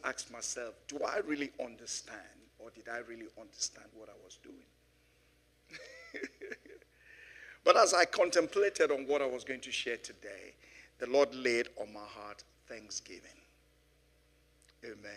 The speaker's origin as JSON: {"language": "English", "country": "Nigeria", "tie": "born or raised there", "moved": "yes", "lives_now": "London, United Kingdom", "said": "growing up in Nigeria some 60-something years ago"}